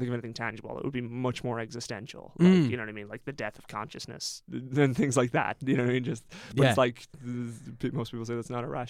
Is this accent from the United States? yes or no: no; Ireland; the experience, as an Irish person, the experience was disappointingly positive and supportive.